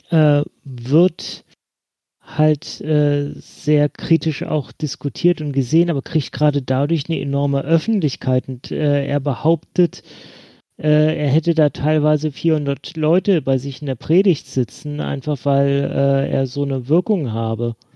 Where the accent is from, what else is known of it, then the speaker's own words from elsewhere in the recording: Bremen, Germany; Nämlich ein Pastor in Bremen, ausgerechnet in meiner Heimatstadt